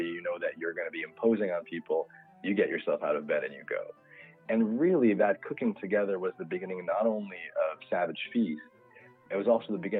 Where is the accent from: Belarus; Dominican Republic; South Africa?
Belarus; Minsk; now in United States; I was born in what was then the Soviet Union. Now it's a independent country called Belarus. I'm from Minsk, which is the capital.